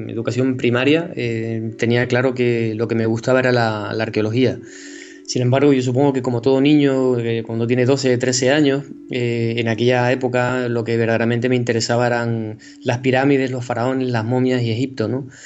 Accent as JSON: {"language": "Spanish", "area": "Tenerife", "region": "Canary Islands", "country": "Spain", "tie": "born or raised there", "said": "nacido en Tenerife, eh, eh, soy profesor de la Universidad de La Laguna"}